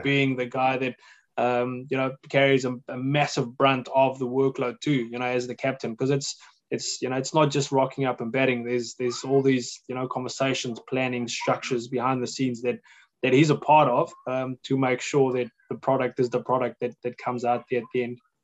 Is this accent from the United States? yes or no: no; New Zealand; being a New Zealander